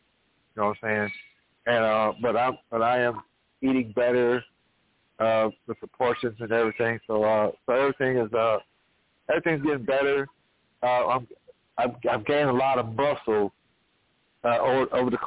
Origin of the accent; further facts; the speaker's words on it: Danville, Virginia, United States; I am from Virginia. I'm born and raised in Danville